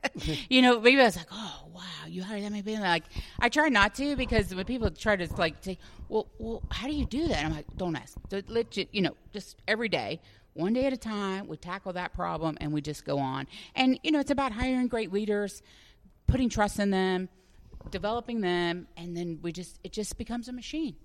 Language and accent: English; Dallas, Texas, United States; also born or lived in Chicago; now in Orlando, United States; I am from Dallas originally